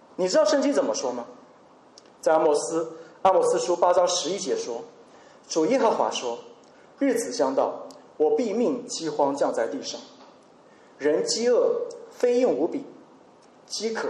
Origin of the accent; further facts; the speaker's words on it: China; 我们中国人也最擅长囤货